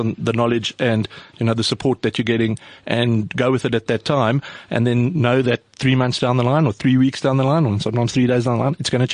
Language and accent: English; South Africa; We're from South Africa. You know, we all grew up in Cape Town, Joburg, Durban, whatever.